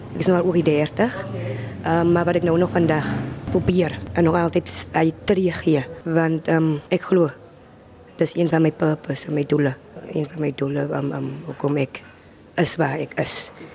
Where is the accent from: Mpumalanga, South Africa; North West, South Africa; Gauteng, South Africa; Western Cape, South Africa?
Western Cape, South Africa; Voorstekraal, Genadendal; ek is van Voorstekraal in Nettendal